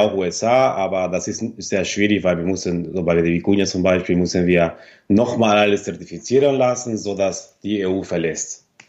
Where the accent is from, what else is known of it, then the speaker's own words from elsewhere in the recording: Argentina; German is a second language; moved away as an adult; also born or lived in Minden, Germany; now in near Cologne, Germany; Ich bin hier in, Deut in Deutschland geboren, in Minden. Mhm. Und äh, so meine Mutter ist Deutsche und mein Vater ist Argentinier. Und äh, ja, bin hier geboren und äh, als ich ein Jahr alt war, ist meine Familie nach Argentinien ausgewandert. Und dann bin ich hier, seit ich 19 bin